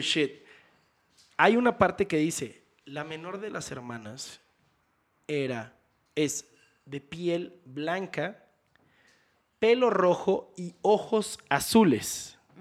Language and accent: Spanish; Houston, Texas, United States; moved away as an adult; now in Mexico; viví y crecí en Houston desde los cinco años.